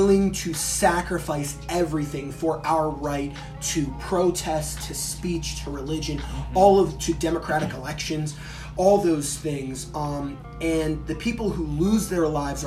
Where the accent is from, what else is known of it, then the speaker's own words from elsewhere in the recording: Charlotte, North Carolina, United States; the kid that was in Charlotte, my hometown